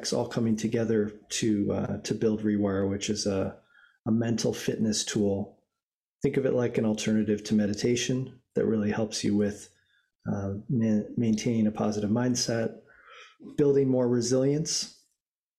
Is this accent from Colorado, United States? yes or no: yes; Boulder, Colorado, United States; growing up in Boulder, Colorado, and really getting exposed to sport at an early age